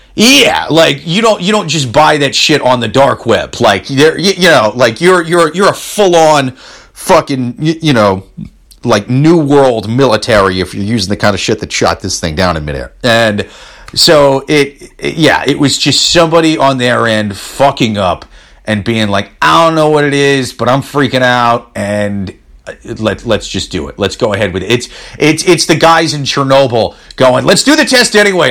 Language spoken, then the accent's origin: English; Iowa, United States; I'm from Iowa. That's the Midwest.